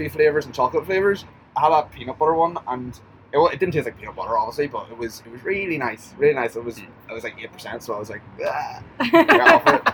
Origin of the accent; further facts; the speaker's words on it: Ireland; as an Irishman